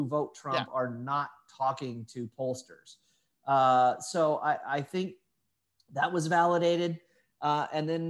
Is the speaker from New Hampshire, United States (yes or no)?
no; Indiana, United States; now in Austin, United States; I'm from Indiana